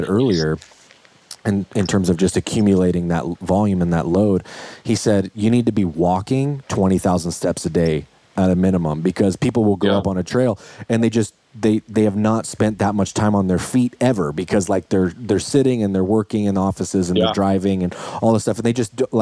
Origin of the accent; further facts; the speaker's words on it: Idaho, United States; I grew up, I mean, I'm from Idaho. So like everybody I know my whole life has hunted forever